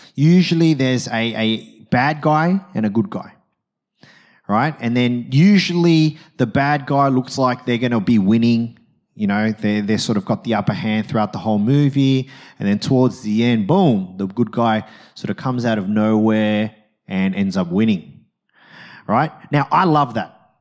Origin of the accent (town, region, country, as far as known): Australia